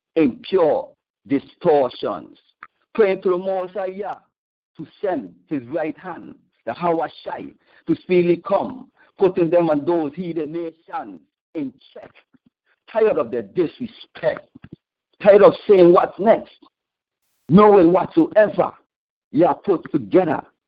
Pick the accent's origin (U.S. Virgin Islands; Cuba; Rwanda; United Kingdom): U.S. Virgin Islands; St. Thomas; the U.S. Virgin Islands, St. Thomas exactly